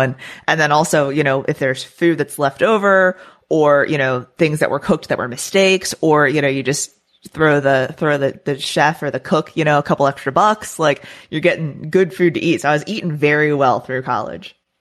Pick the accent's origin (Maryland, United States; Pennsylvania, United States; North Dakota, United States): Maryland, United States; moved away as an adult; also born or lived in Florida; now in Texas, United States; I am not a Florida native. Um, I grew up in Maryland, so I lived there for the first, you know, portion of my life through high school.